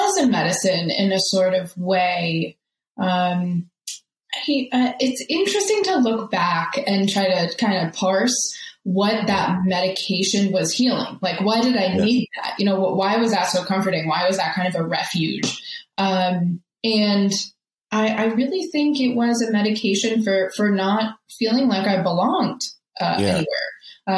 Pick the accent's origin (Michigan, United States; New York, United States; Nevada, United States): New York, United States; New York City; moved away as an adult; also born or lived in Scranton, Pennsylvania; now in Denver, United States; I was born in Staten Island, New York, and I lived there until my early 20s